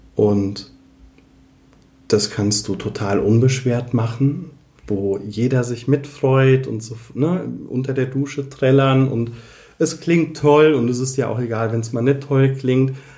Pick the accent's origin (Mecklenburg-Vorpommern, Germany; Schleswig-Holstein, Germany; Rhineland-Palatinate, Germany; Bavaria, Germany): Rhineland-Palatinate, Germany; Koblenz; bei uns in Koblenz